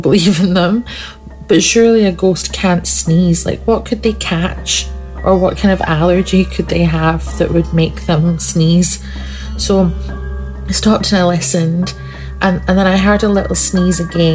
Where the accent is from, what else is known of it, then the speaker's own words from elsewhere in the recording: Scotland, United Kingdom; where I grew up in Scotland